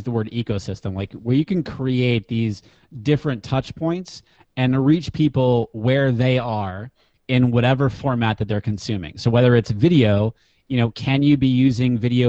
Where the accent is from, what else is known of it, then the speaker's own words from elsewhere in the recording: New Hampshire, United States; moved away; I grew up in New Hampshire and I play ice hockey